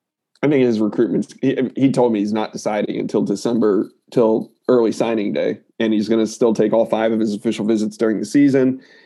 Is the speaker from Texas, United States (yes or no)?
no; Maryland, United States; I recruit, I'm from Maryland and he's from Baltimore